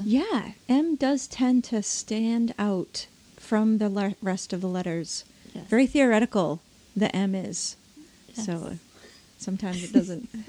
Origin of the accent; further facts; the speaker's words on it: Maine, United States; I'm from Maine